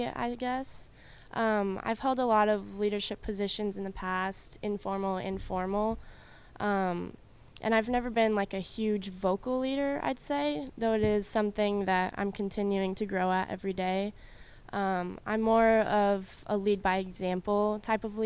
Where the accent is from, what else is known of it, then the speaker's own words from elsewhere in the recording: Colorado, United States; moved away as an adult; also born or lived in California; now in Clarksville, United States; I moved to Colorado when I was about 3, so, and then I grew up in Colorado